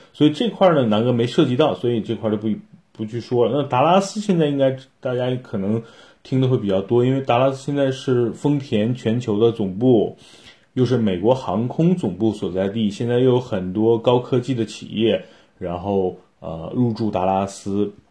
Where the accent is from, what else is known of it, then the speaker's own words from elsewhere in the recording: China; 大多数跟我一样的是咱们是中国人，没有移民，也没有绿卡